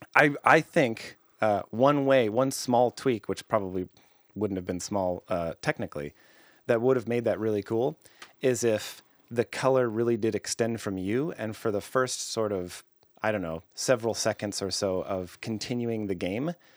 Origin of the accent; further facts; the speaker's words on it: Canada; I'm Canadian